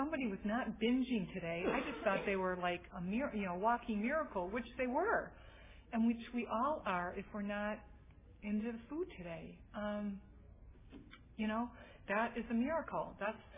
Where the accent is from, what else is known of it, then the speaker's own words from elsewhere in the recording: Massachusetts, United States; moved away as an adult; also born or lived in St. Paul, Minnesota; now in San Francisco Bay Area, United States; I'm originally from Massachusetts